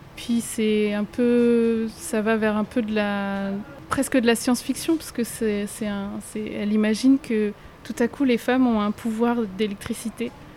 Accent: France; j'ai toujours grandi en métropole

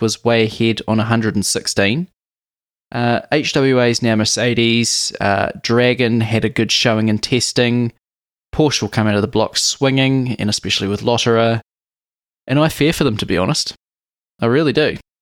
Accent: New Zealand; being a Kiwi

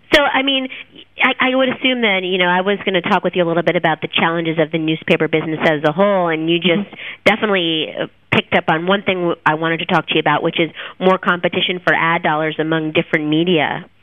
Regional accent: New Jersey, United States; now in Miami, United States; I'm from New Jersey, and I've decided that's too cold for me

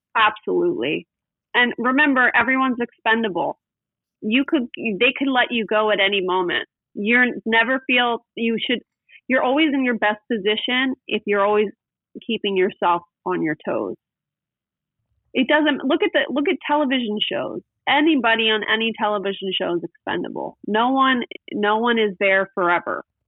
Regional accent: West Chester, Pennsylvania, United States; now in Newport Beach, United States; I grew up in Westchester, Pennsylvania, which is a suburb of Philadelphia.

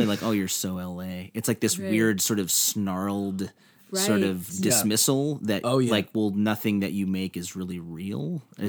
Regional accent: Midwest, United States; I mean, I'm from the Midwest, and L.A. has this bit of a mythos

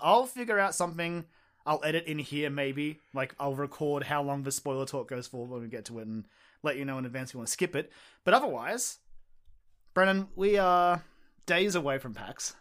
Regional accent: Australia; I'm Australian

